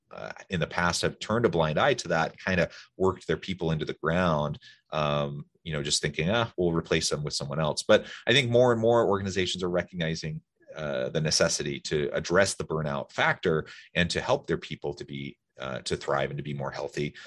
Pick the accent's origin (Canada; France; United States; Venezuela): United States; Salem, Oregon; now in Utah, United States; I grew up in Salem, Oregon